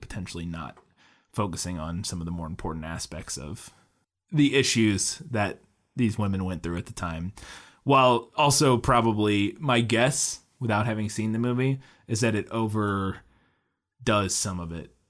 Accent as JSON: {"language": "English", "town": "Florissant", "region": "Missouri", "country": "United States", "tie": "born or raised there", "moved": "yes", "said": "I'm from Florissant originally, uh, and Hazelwood is right across, they were our, uh, Hazelwood was one of my, my high school's rival high school"}